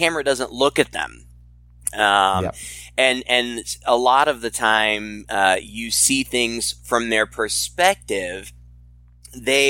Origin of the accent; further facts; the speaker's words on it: Midwest, United States; being a Midwesterner myself